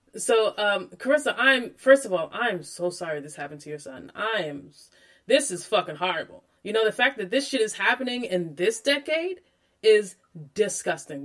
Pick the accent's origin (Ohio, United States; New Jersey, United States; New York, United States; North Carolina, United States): New York, United States; Freeport; I grew up on Long Island um, in New York, in Freeport